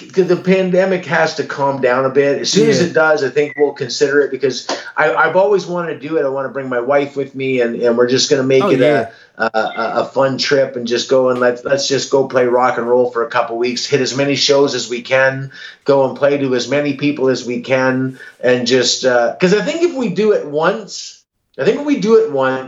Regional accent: Canada; we're a Canadian band

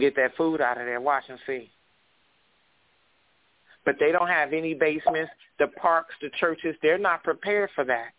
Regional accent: Cleveland, Ohio, United States; now in Los Angeles, United States; I grew up in Cleveland, Ohio.

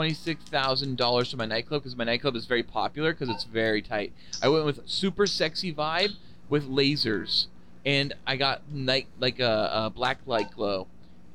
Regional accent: United States; I'm American

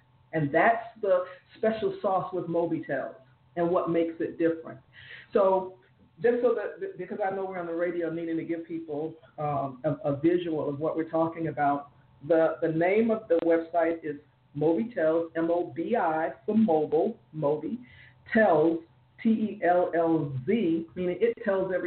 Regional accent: South Florida, United States; moved away as an adult; now in Jacksonville, United States; I'm from South Florida, but I live in North Florida.

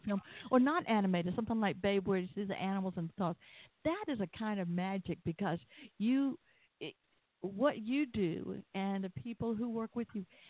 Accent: Atlanta, Georgia, United States; I was born and raised in Atlanta

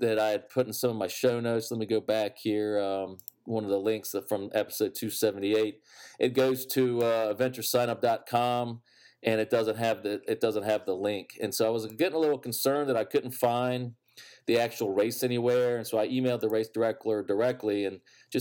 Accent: Virginia, United States; growing up in Virginia for the most part

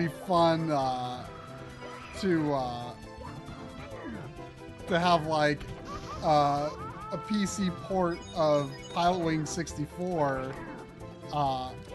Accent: Winston-Salem, North Carolina, United States; that's my hometown

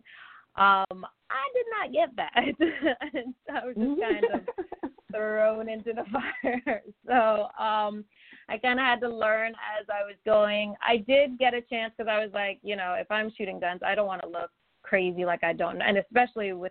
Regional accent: Orlando, Florida, United States; also born or lived in Virgin Islands; when I was 7 years old, I moved from the Virgin Islands, which was a big deal for me at the time. I loved growing up in Orlando

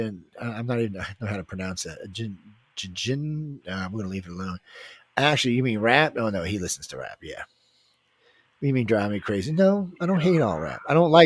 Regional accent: the South, United States; I'm from the South

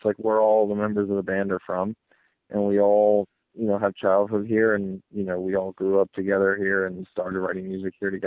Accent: New Jersey, United States; we all might not be from the Jersey Shore, but, like, we're all from New Jersey, and, like, this is where we grew up

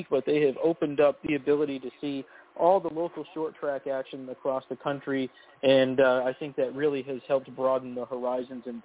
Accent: Maine, United States; It's in my home state

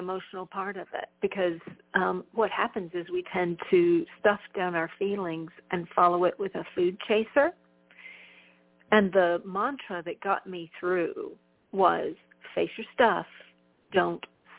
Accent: Texas, United States; I'm from Texas.

